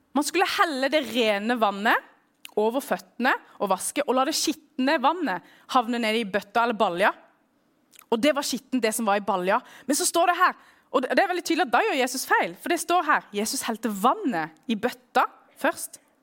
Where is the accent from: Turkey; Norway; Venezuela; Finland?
Norway; also born or lived in Middle East; jeg vokst opp i Norge